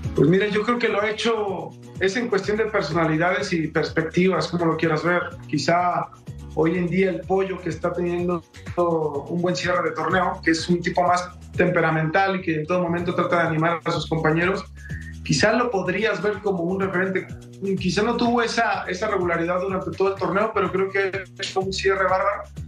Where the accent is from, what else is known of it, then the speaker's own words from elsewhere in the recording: Mexico; jugador mexicano o como exjugador mexicano